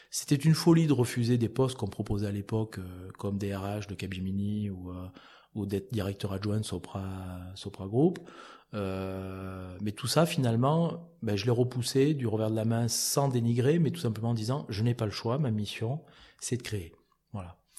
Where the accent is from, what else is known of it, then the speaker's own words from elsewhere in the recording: Auvergne-Rhône-Alpes, France; CCI du Cantal entre autres parce que je suis originaire du Cantal